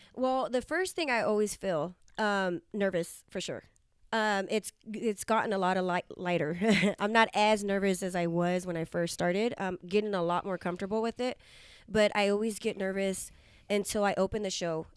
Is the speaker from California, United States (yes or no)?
yes; Hanford, California, United States; your hometown in Hanford, California